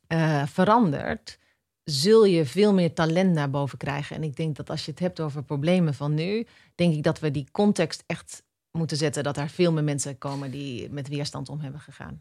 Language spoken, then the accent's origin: Dutch; Netherlands; wij ons beseffen als Nederlanders